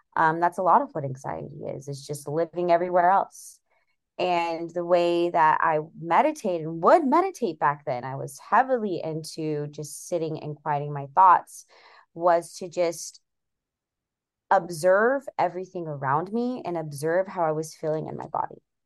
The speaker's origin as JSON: {"language": "English", "region": "California", "country": "United States", "tie": "born or raised there", "moved": "yes", "lives_now": "Seattle, United States", "said": "I currently live in Seattle, Washington, but in about two weeks, I will be moving cross state back to California, where I was born, um, back to my hometown"}